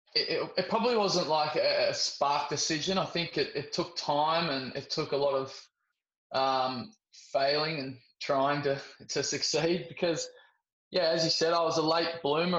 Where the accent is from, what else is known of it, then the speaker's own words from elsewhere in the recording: Sydney, New South Wales, Australia; growing up in Sydney in a big cricket uh, community